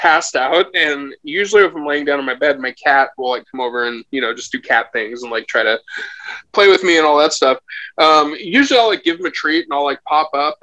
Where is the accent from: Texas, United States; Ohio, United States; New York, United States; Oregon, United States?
Oregon, United States; Portland; I was born homeless in Portland